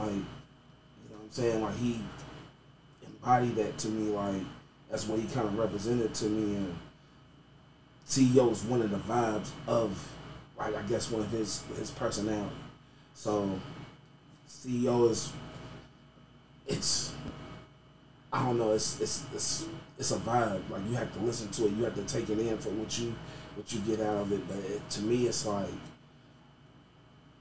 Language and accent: English; Louisville, Kentucky, United States; Born and raised. I grew up in Gonquin Park area